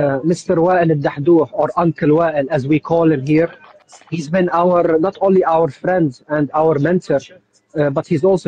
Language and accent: English; Jerusalem, Palestine; now in Gaza, Palestine; I came to Gaza around 2 years ago. I'm originally from Jerusalem. My wife is originally from Gaza.